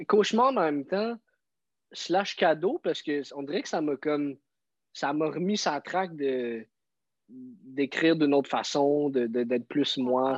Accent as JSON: {"language": "French", "town": "Montreal", "region": "Quebec", "country": "Canada", "said": "je viens de Montréal"}